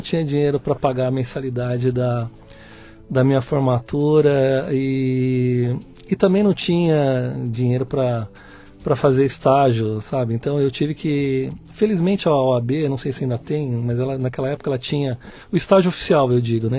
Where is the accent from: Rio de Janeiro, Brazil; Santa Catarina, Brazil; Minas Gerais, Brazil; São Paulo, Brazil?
São Paulo, Brazil; Eu sou paulistano, nasci em São Paulo, é? aqui em São Miguel Paulista